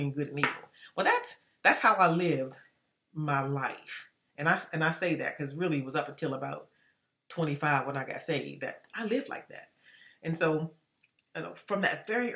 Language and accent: English; Washington, District of Columbia, United States; I grew up in Washington, D.C., and I am the fifth of six children